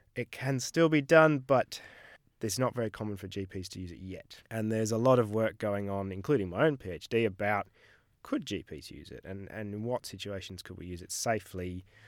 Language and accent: English; Melbourne, Victoria, Australia; moved away as an adult; now in United Kingdom; I'm originally from Melbourne, did medical school here, worked as a junior doctor here